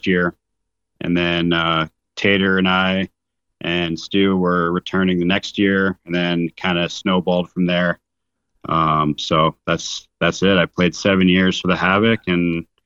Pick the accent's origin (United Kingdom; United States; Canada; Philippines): Canada; Calgary, Alberta; I'm from Calgary, Alberta, Canada. I grew up there playing hockey since I was five